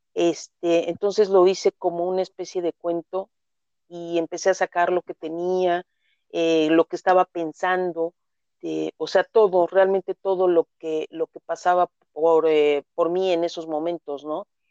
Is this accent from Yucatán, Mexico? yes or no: no; Mexico City, Mexico; moved away as an adult; now in Nezahualcóyotl, Mexico; nací en la Ciudad de, México hace unos ayeres. Mis padres, bueno, nacieron igual en, la Ciudad de México, solamente tengo un hermano. Eh, mi madre ya falleció hace 15 años mi infancia, mi adolescencia transcurrió en la Ciudad de México